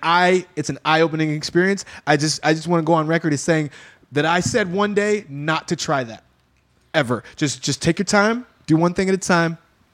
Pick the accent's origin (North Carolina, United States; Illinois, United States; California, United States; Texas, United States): Texas, United States; I mean, I'm from Texas, and my grandmother used